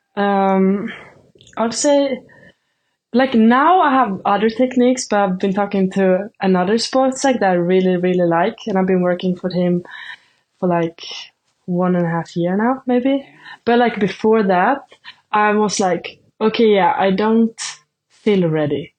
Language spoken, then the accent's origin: English; Sweden; first language Swedish; English is a second language; moved away as an adult; now in Nebraska, United States; Swedish is my native language